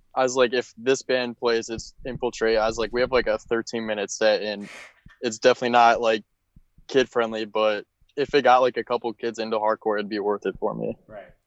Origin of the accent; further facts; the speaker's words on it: Minneapolis, Minnesota, United States; now in Daytona, United States; I'm from Minneapolis, but I currently live in Daytona, Florida